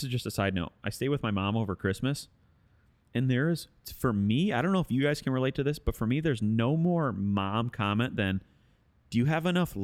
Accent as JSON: {"language": "English", "town": "Westland", "region": "Michigan", "country": "United States", "tie": "born or raised there", "also_born_or_lived": "Livonia, Michigan / Detroit, Michigan", "said": "I grew up in Westland, but right on the border"}